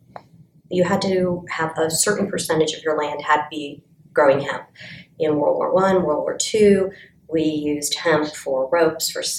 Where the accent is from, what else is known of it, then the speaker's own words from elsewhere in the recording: Golden, Colorado, United States; I am from Colorado, Golden, Colorado